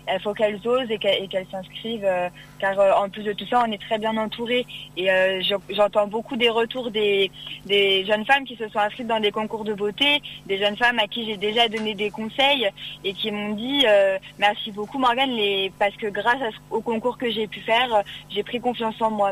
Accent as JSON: {"language": "French", "town": "Cires-lès-Mello", "region": "Hauts-de-France", "country": "France", "said": "je viens de Serres-les-Mélos, donc euh, dans l'Oise"}